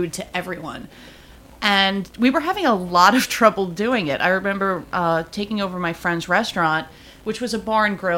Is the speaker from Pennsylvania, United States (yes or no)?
no; New York City, New York, United States; I grew up in like an Italian American household in Diker Heights, Bensonhurst, and Bay Ridge